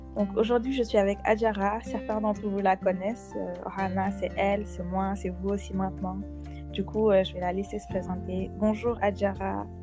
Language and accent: French; Senegal; chez nous au Sénégal